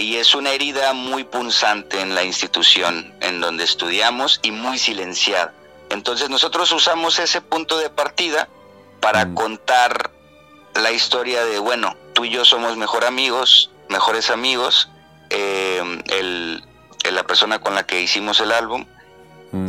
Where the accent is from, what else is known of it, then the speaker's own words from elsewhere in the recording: Mazatlán, Sinaloa, Mexico; yo soy de Mazatlán, Mazatlán es al sur de Sinaloa, es costa